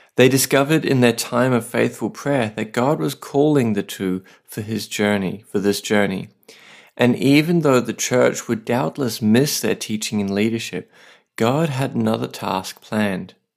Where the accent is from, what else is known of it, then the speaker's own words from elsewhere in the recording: Australia; now in Saipan, Northern Mariana Islands; I'm an Aussie writer and pastor